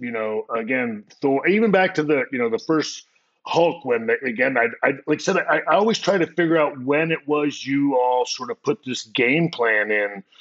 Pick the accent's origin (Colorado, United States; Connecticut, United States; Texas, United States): Texas, United States; San Antonio; I'm a kid from San Antonio